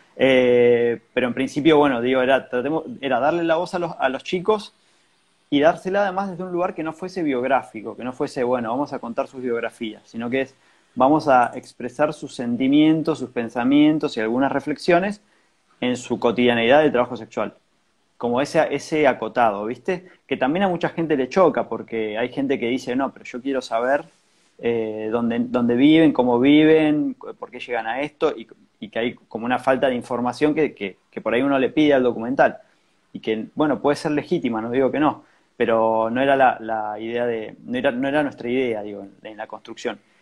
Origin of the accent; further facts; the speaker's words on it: San Juan, Argentina; moved away as an adult; now in Buenos Aires, Argentina; Yo, soy de San Juan